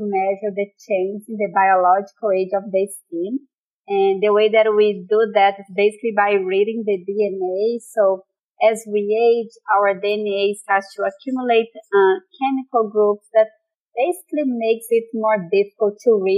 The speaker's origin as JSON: {"language": "English", "country": "Brazil", "moved": "as an adult", "said": "I'm originally from Brazil"}